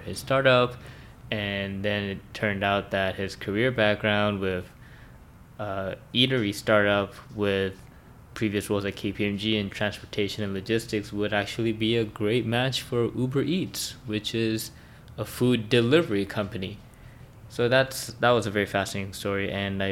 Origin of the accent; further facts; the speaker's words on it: Vancouver, British Columbia, Canada; we both, I think, grew up in Vancouver prior to university